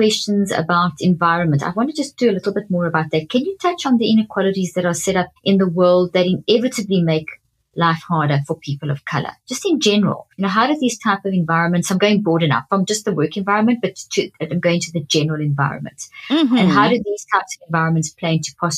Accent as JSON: {"language": "English", "country": "South Africa", "tie": "born or raised there", "moved": "yes", "said": "we grew up in South Africa, and I worked through the apartheid transition and the post-apartheid era"}